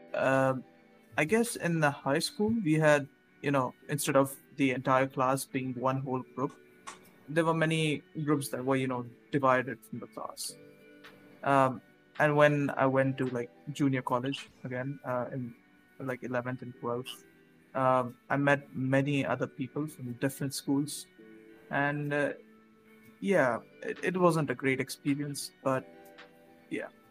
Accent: India; I'm currently studying from my home here in India.

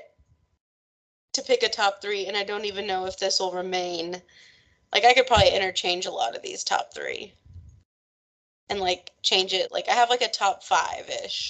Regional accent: Texas, United States; my school growing up in Texas

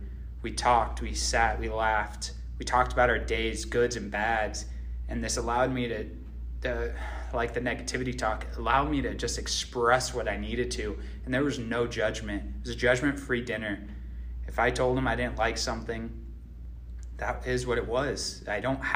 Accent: Phoenix, Arizona, United States; I grew up in Phoenix, Arizona

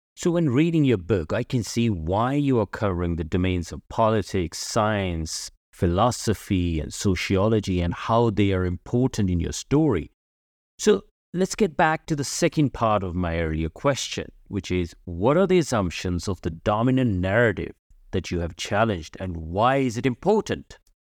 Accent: United Kingdom; moved away as an adult; now in Germany; I am British. I've lived in the U K for many years, and now I live in Germany.

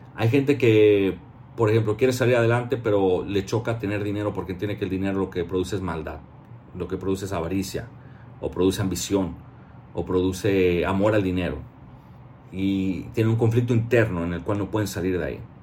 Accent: Mexico; como mexicano

